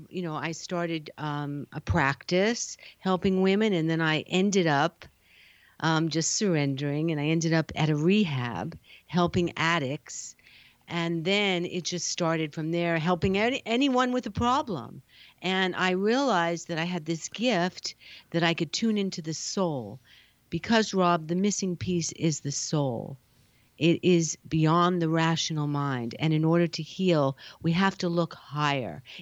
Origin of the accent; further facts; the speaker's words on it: New York, United States; now in California, United States; And then when I came to California, I'm a, I'm a New Yorker.